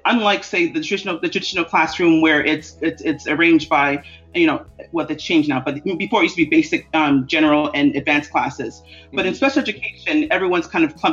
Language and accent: English; Toronto, Ontario, Canada; I grew up in a family that was very open to diversity. My parents are very active in diversity and politics in Toronto, Canada.